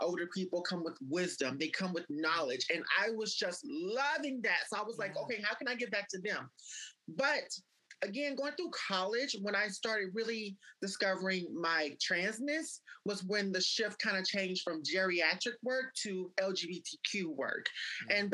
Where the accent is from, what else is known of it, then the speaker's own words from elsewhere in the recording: Mississippi, United States; I was born and raised in Mississippi